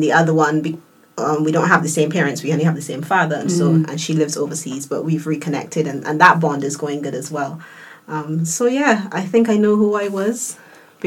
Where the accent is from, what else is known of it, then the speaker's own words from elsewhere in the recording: United Kingdom; moved away; living in the UK at the time, because I'm British born